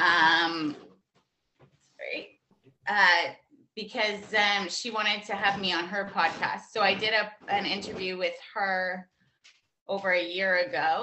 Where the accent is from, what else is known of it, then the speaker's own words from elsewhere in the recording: Canada; Born and raised in Canada.